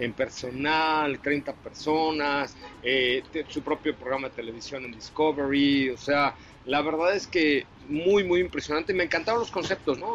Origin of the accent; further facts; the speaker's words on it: Mexico; now in United States; nosotros como mexicanos